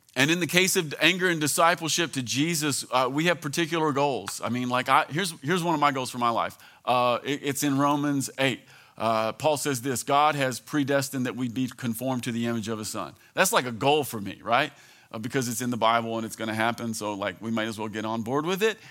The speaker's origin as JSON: {"language": "English", "region": "American South", "country": "United States", "said": "being an American Southern Christian"}